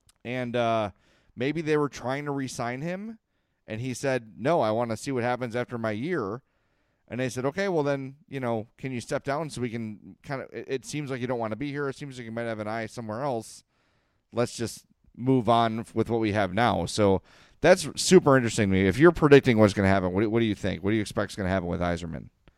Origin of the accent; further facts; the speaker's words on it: Chicago, Illinois, United States; I'm gonna put a hockey bet on. I'm from Chicago.